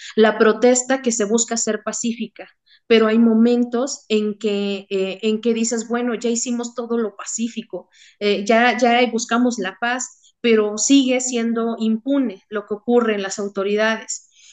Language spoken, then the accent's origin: Spanish; Mexico; como mexicanos